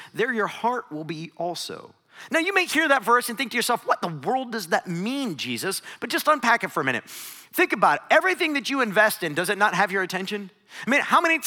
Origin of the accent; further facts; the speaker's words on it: Northeast Ohio, United States; I grew up in Northeast Ohio.